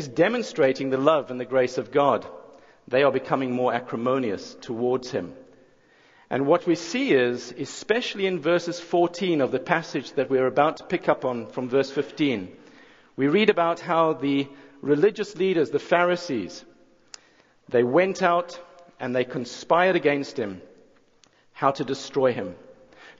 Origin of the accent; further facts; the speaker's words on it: South Africa; moved away as an adult; now in Jackson, United States; I'm not originally from around these parts. I think it's the accent that gives it away. But I'm from South Africa